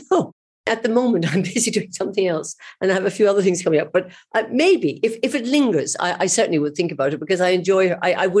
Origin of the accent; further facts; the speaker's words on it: Cork, Munster, Ireland; Well, I was brought up in the Middle Ages, you know, and we didn't have much cinema.